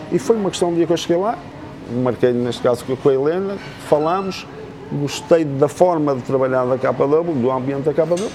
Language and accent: Portuguese; Amarante, Norte, Portugal; moved away as an adult; now in Madeira, Portugal; sou cubano, sou cubano, ainda sou cubano, ainda, sou cubano. Eu sou de Amarante.